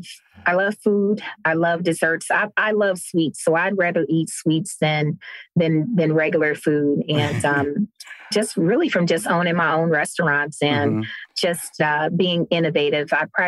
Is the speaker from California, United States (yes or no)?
no; Cleveland, Ohio, United States; now in Cincinnati, United States